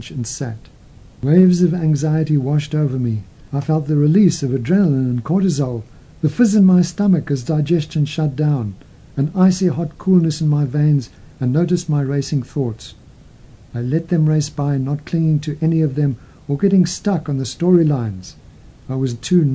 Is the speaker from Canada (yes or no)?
yes; Calgary, Alberta, Canada; moved away as an adult; also born or lived in London, United Kingdom; my hometown of Calgary